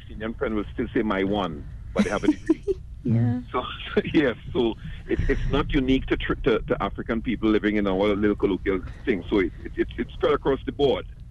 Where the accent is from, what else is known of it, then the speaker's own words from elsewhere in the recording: South Trinidad, Trinidad & Tobago; I'm from South